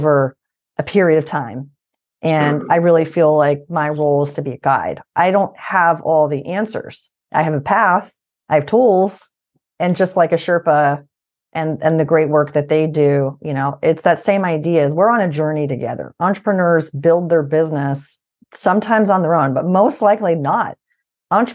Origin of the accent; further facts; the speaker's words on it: Albany, New York, United States; moved away as an adult; also born or lived in Shippensburg, Pennsylvania; now in Pittsburgh, United States; I'm originally from Albany, New York.